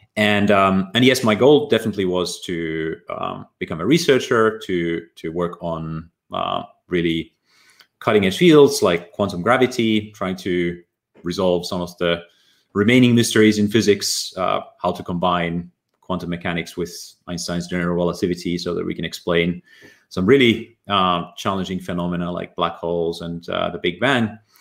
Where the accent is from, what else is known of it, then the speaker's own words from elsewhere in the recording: Ylivieska, North Ostrobothnia, Finland; moved away; also born or lived in Oulu; I was born in Finland, in a small town in uh, northern Ostrobothnia called uh, grew up there